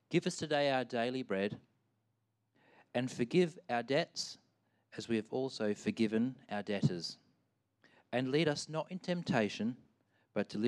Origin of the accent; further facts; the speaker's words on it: Albany, New York, United States; I grew up in Albany, uh, and the church that I was attending in Albany only had one other Christian that was kind of around my age